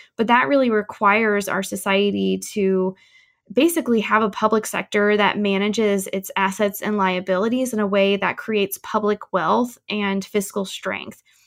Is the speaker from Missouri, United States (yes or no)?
yes; St. Louis, Missouri, United States; moved away; I am originally from St. Louis, um, and or the St. Louis Metro rather